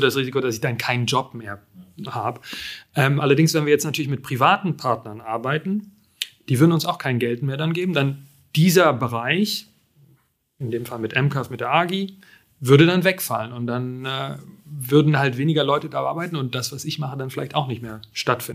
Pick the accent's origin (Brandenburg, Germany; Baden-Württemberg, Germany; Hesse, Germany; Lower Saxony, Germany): Brandenburg, Germany; Frankfurt; moved away; ich komme aus Frankfurt